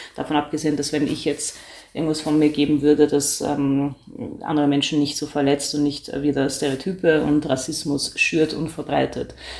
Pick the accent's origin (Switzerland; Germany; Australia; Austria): Austria; ich bin äh, Österreicherin